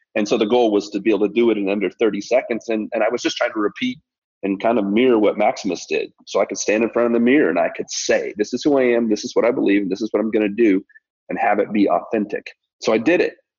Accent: Colorado, United States; now in Tennessee, United States; I'm a kid from Colorado and spent most of my formidable years in, in Colorado and now living in Tennessee here

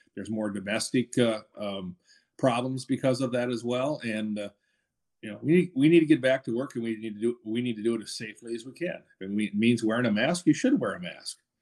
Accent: Minnesota, United States; now in Georgia, United States; I'm from, I was from Minnesota

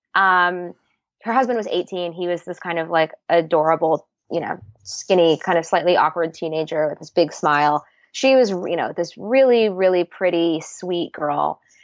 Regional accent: Seattle, Washington, United States; also born or lived in New York; I grew up in Seattle

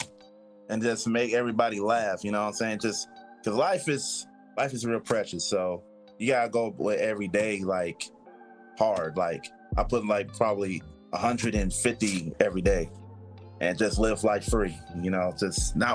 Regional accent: Oakland, California, United States; I'm originally from Oakland and born and raised here

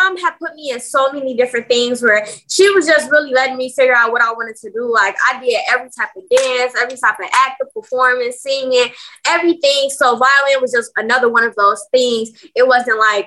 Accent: Chicago, Illinois, United States; I'm born and raised in Chicago

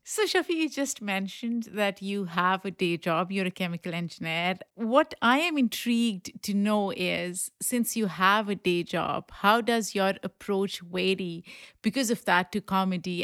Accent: Pakistan; now in New York City, United States; I grew up in Pakistan

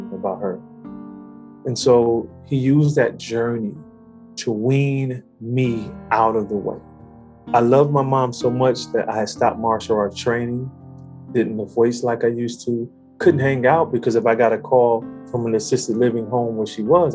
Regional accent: Detroit, Michigan, United States; I grew up in Detroit, born and raised

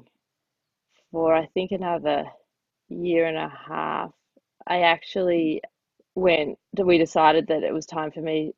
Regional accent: Australia; I'm Jewish Australian

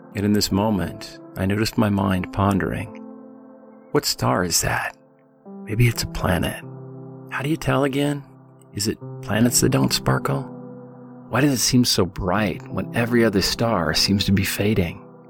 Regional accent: the Northwest, Pacific Northwest, United States; Growing up in the Northwest

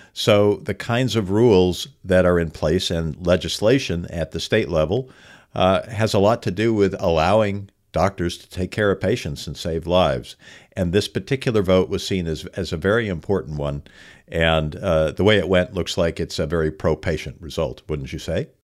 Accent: Los Angeles, California, United States; I was a kid growing up in Los Angeles in the San Fernando Valley

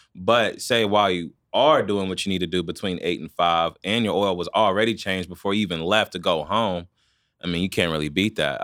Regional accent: Wichita, Kansas, United States; I'm born and raised from here.

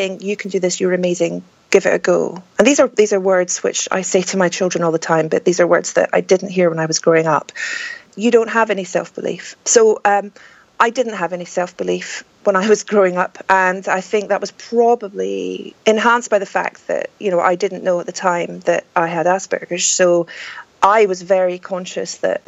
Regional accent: Scotland, United Kingdom; I'm Scottish

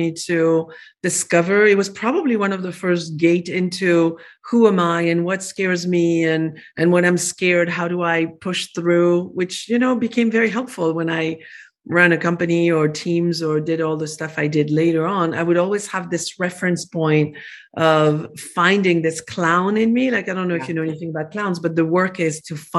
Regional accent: France; English is a second language; moved away as an adult; now in Arizona, United States; I was born in France

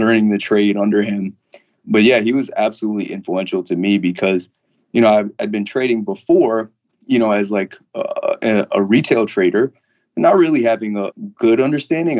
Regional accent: Long Island, New York, United States; I'm from Long Island

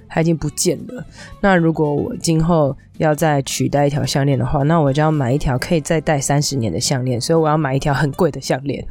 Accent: Taipei, Taiwan; 我从小住在从小长大的地方其实是在，不是我现在住的这个地方，我就小时候住的地方是在我以前忠孝新生附近那个地方

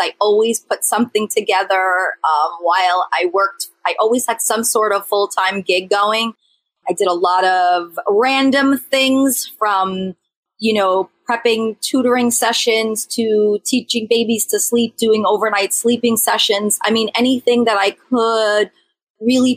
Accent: Bergen County, New Jersey, United States; we grew up in the Bergen County area.

